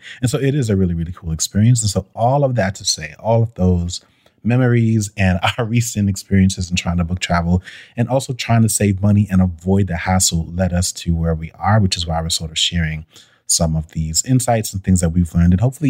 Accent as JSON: {"language": "English", "town": "Brooklyn", "region": "New York", "country": "United States", "lives_now": "Atlanta, United States", "said": "It was exactly the same year that I came from Brooklyn."}